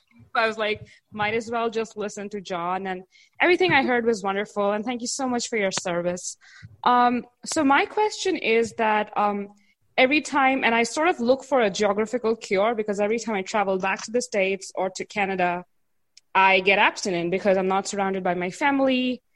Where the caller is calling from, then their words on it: India; So I'm calling in from India.